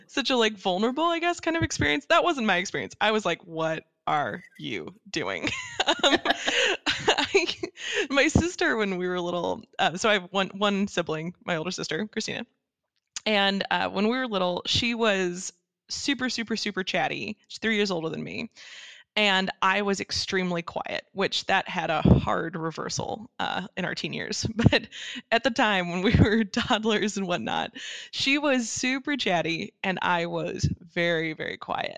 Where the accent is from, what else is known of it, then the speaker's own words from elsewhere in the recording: Dallas, Texas, United States; moved away as an adult; that's where I grew up in the suburbs of uh, Dallas Fort Worth